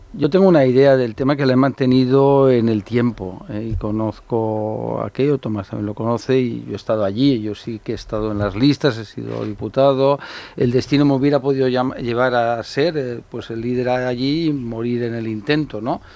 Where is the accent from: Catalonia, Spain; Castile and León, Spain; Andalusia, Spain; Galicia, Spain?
Catalonia, Spain; yo hablo catalán, he hablado, de mis padres hablan catalán y son españoles y ser catalán es mi forma de ser español